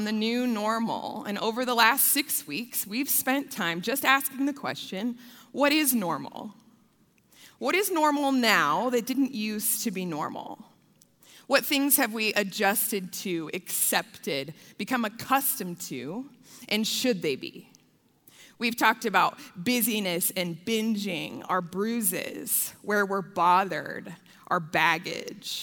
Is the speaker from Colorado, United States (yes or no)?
yes; Denver, Colorado, United States; I am a proud Colorado native. I was born in Denver. I grew up on the south side of Denver